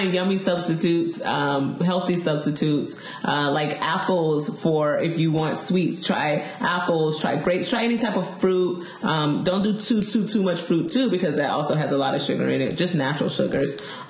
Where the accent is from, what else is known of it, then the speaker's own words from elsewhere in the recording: the South, United States; Oh, okay, so I am from the South. Me and Sabrina are from the South.